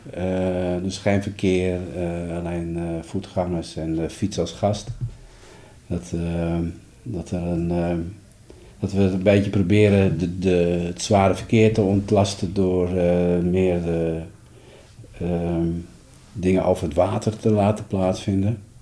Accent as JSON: {"language": "Dutch", "town": "Amsterdam", "region": "North Holland", "country": "Netherlands", "said": "de vraag waar ik vandaan kom, en ik zeg uit Amsterdam"}